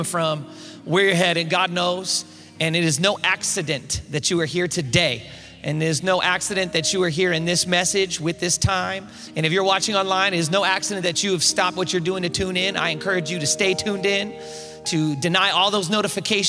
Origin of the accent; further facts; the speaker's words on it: East Bay, San Francisco Bay Area, California, United States; I'm from the Bay Area, born and raised in the Bay Area of San Francisco, East Bay, right across the Dumbarton Bridge, about 12 miles south of Oakland